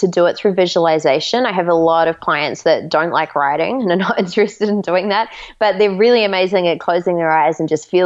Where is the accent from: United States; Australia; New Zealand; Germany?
New Zealand; we're actually from New Zealand